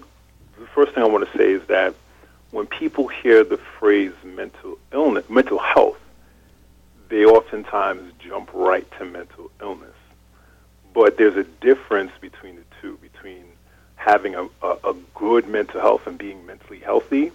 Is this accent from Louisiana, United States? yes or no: no; Hempstead, New York, United States; also born or lived in Cambridge, Massachusetts; So I'm from right here in Long Island, New York. My family's from the Caribbean, and I grew up in Hempstead